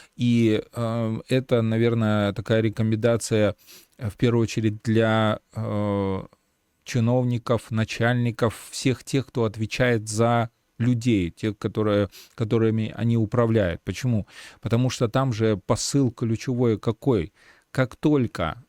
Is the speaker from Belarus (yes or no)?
yes; Belarus; мы э, сейчас, белорусы